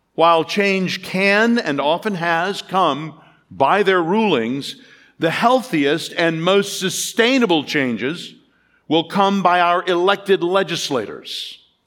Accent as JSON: {"language": "English", "country": "United States", "said": "As an American"}